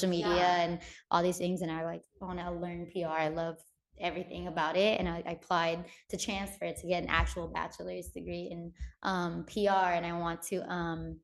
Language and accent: English; San Diego, California, United States; my hometown and where I'm from, Filipino Americans, Southeast San Diego